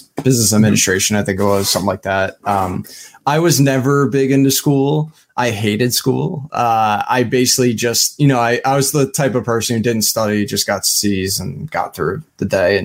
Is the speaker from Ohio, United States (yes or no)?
no; Smithtown, New York, United States; born or raised there; also born or lived in Nassau County, Long Island, New York